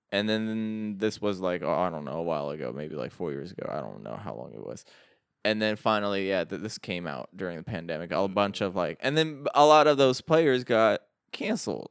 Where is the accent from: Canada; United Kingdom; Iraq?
Iraq; moved away; I'm from Iraq